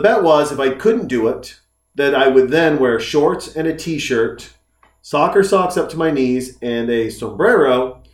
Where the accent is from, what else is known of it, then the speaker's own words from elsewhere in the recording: Whitefish, Montana, United States; moved away; I grew up in Whitefish, Montana.